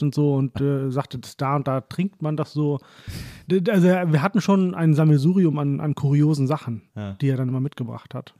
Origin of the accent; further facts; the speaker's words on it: Hollern-Twielenfleth, Lower Saxony, Germany; also born or lived in Oldenburg; ich bin im Grunde genommen in holland twielenfleet groß ah geworden. Das ist so meine Heimat.